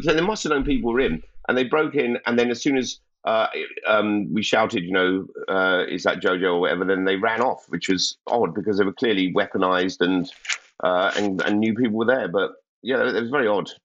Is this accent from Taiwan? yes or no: no; London, United Kingdom; I'm a Londoner